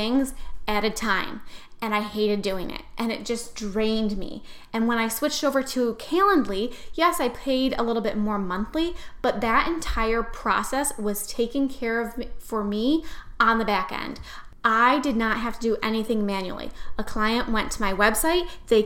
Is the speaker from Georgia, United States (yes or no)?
no; New York, United States; I am so not Southern. I am from New York